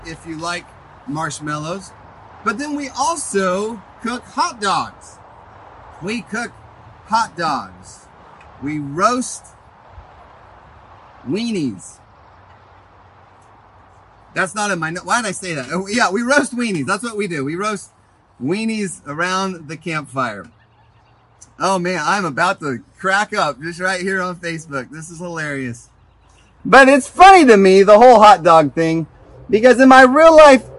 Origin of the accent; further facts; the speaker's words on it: Pacific Northwest, United States; we're from the Northwest.